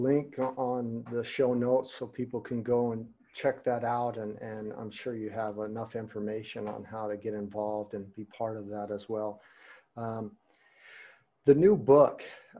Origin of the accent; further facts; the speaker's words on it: United States; as an American who speaks German